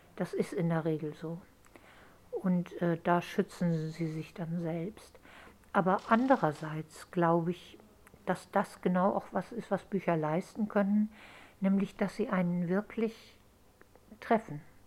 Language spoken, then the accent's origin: German; Hamburg, Germany; also born or lived in England; ich bin in Hamburg aufgewachsen